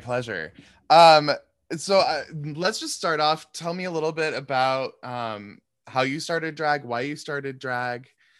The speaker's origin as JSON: {"language": "English", "town": "Seattle", "region": "Washington", "country": "United States", "tie": "born or raised there", "moved": "yes", "lives_now": "New York, United States", "said": "I grew up in Seattle. So I'm also West Coast baby. Moving to New York was such a weird experience"}